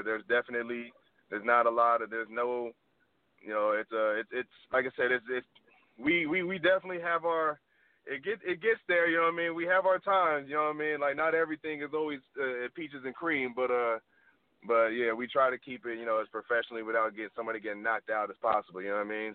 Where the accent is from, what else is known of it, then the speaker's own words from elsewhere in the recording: California, United States; now in Los Angeles, United States; I'm from California originally